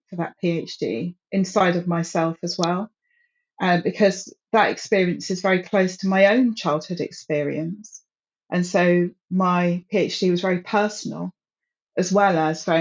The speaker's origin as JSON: {"language": "English", "region": "London", "country": "United Kingdom", "tie": "born or raised there", "said": "I grew up in London"}